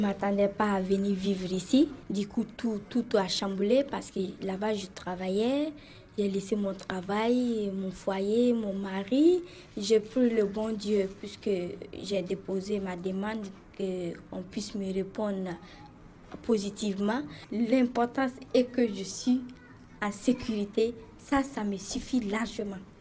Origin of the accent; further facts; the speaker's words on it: Abidjan, Côte d’Ivoire; moved away as an adult; now in France; Je viens d'Abidjan, à Côte d'Ivoire